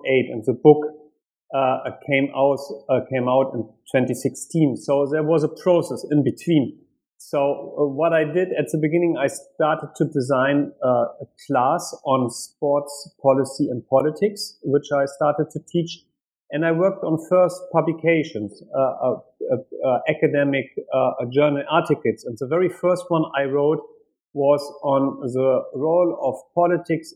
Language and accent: English; Hanover, Lower Saxony, Germany; also born or lived in Washington, D.C.; I grew up in Germany, in West Germany